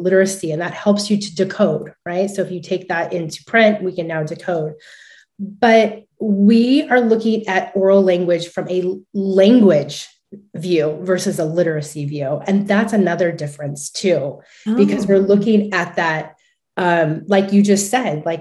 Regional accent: California, United States; I'm from California

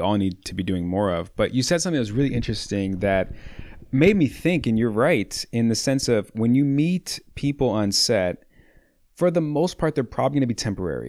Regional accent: Chicago, Illinois, United States; I'm born and raised proud Chicagoan

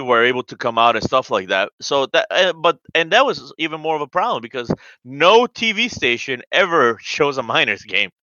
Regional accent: Colombia; I'm from South America. I'm from Colombia

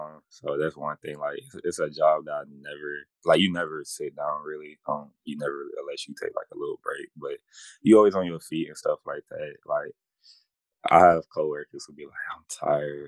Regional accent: Atlanta, Georgia, United States; born and raised in Atlanta, Georgia.

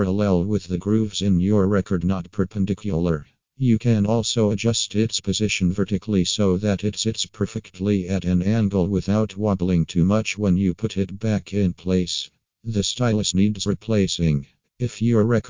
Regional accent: Ukraine; from Ukraine.

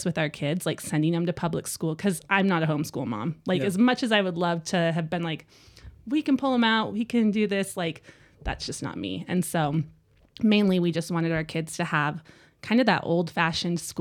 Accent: Bellevue, Washington, United States; moved away as an adult; now in Rexburg, United States; I was born in Bellevue, Washington

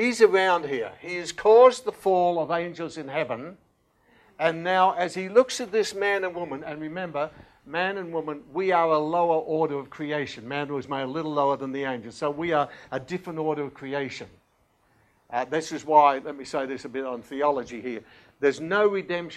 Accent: Australia; being very Australian

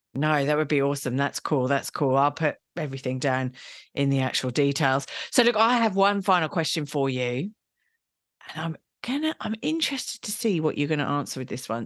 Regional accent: England, United Kingdom; I'm English

